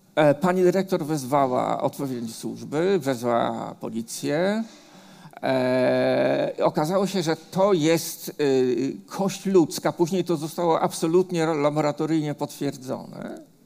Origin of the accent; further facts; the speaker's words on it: Warsaw, Masovian Voivodeship, Poland; ja jako dziecko, bo ja się urodziłem na Muranowie